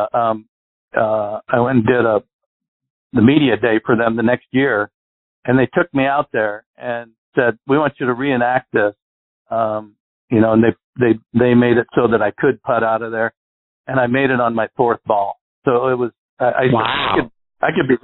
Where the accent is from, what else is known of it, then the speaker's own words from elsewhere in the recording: Arizona, United States; I grew up in Arizona